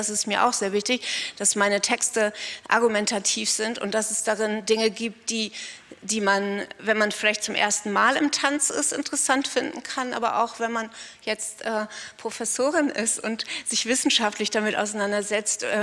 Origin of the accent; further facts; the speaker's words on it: Northern Germany, Germany; Fand, ich bin Norddeutsche und da gab es diese ganzen großgewachsenen blonden Mädchen, die das unheimlich gut konnten, ich nicht.